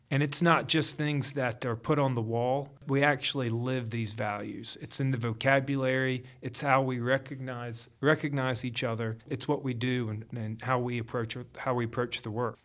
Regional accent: Gainesville, Georgia, United States; moved away as an adult; also born or lived in North Carolina; I am actually from Gainesville.

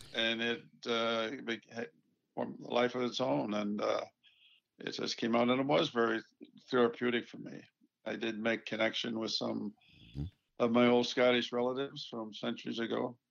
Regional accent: Buffalo, New York, United States; was born in Buffalo, so I'm not very far from Toronto

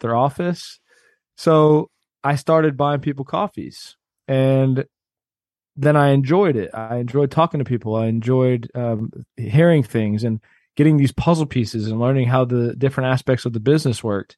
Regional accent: Austin, Texas, United States; also born or lived in Cleveland, Ohio; my mom moved to Austin when I was two years old

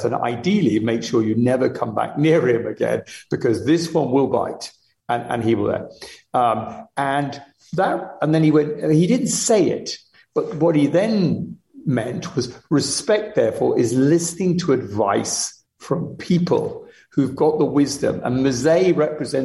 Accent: Limuru, Kiambu County, Kenya; moved away; also born or lived in Uganda; I was born in Uganda, but I really grew up from the age of a year and a half in Kenya, right, on a farm just outside Nairobi in a place called Lemuru.

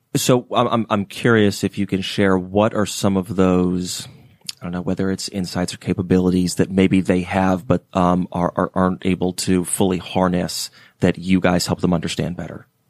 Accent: Atlanta, Georgia, United States; I'm, uh, from Atlanta originally

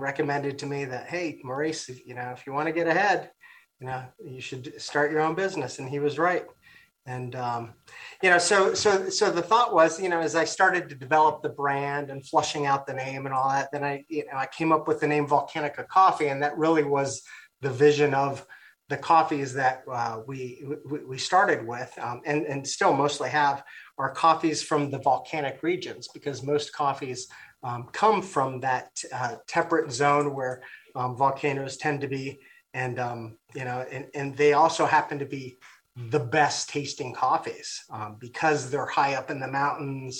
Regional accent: Costa Rica; now in United States; I'm from Costa Rica.

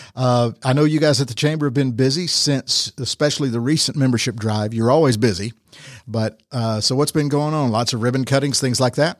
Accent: Rome, Georgia, United States; Born and raised in Rome?

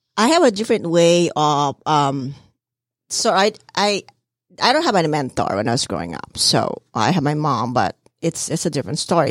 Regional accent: Philippines; moved away; I'm from the Philippines

